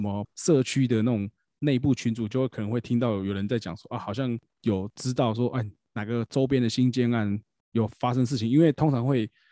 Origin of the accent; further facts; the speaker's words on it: Taiwan; 我们台湾人